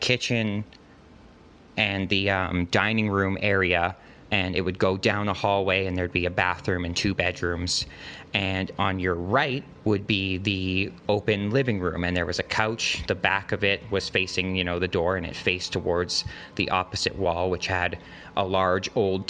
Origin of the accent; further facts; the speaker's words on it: Alberta, Canada; I'm from Canada. Specifically, I'm from the province of Alberta